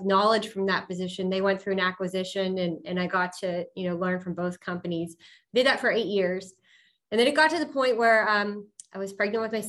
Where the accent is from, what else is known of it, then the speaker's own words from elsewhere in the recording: Pittsburgh, Pennsylvania, United States; I'm from Pittsburgh, born and raised South Hills